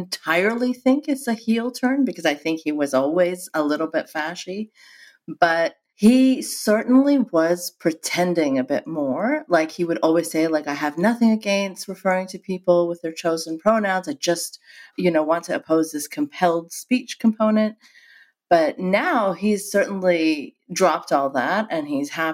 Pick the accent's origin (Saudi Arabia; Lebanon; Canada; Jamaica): Saudi Arabia; moved away; I grew up in Saudi Arabia.